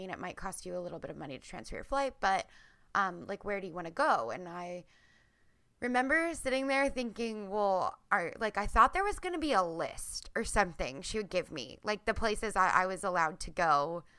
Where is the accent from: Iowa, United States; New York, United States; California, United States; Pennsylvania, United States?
Pennsylvania, United States; Reading; moved away as an adult; now in Portland, United States; So I'm originally from Pennsylvania. I live in Portland, Oregon now. And so completely across the country.